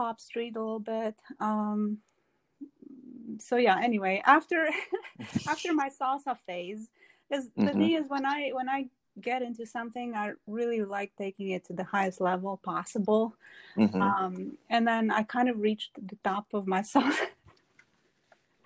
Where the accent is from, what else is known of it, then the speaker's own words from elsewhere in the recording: Romania; moved away; I am from Romania, born and raised in Romania.